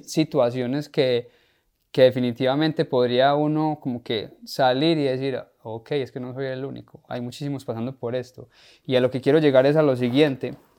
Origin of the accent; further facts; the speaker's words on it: Paisa region, Antioquia, Colombia; nosotros los paisas